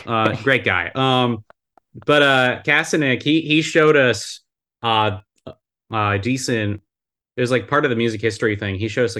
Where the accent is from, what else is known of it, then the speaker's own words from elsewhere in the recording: United States; I'm an American man.